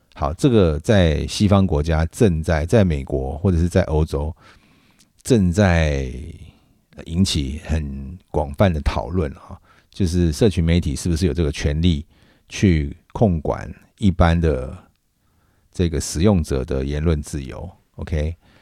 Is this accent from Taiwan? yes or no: yes; Taiwan; 我是在台湾长大